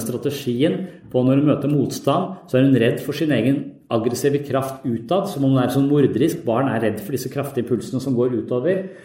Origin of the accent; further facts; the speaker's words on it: Tønsberg, Vestfold, Norway; moved away; der jeg vokste opp, i Tønsberg